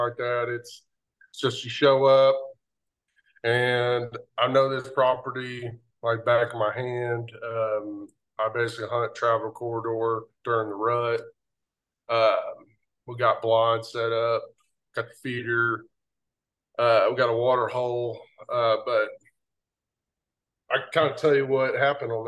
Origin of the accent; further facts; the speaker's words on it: Oklahoma, United States; moved away as an adult; now in Missouri, United States; I'm from Oklahoma. I moved to Missouri about 9 years ago.